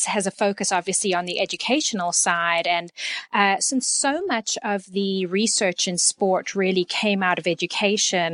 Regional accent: Canada; moved away as an adult; also born or lived in South Africa; now in Texas, United States; I was born in South Africa and my family moved to Canada in 1988, where I completed most of my education

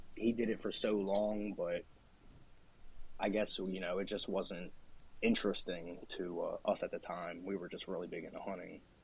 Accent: Delaware, United States; I'm from Delaware. Uh, born here, grew up here my whole life.

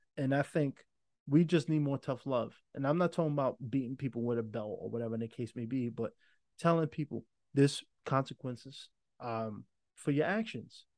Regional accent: New York, United States; I'm from New York

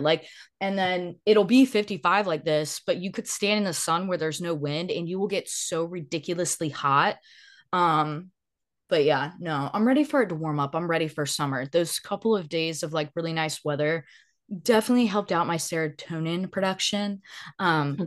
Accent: the South, United States; growing up in the South

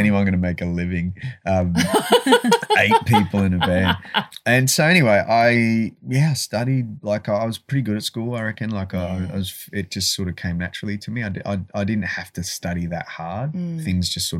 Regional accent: Adelaide, South Australia, Australia; born or raised there; also born or lived in Malaysia

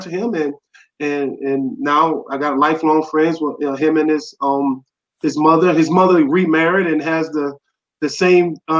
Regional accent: New Orleans, Louisiana, United States; born and raised in New Orleans. I'm a who dat to the heart

